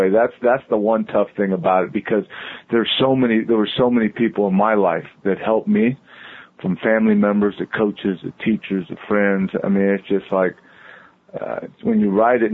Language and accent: English; Southern California, United States; moved away as an adult; now in Cincinnati, United States; I grew up in Southern California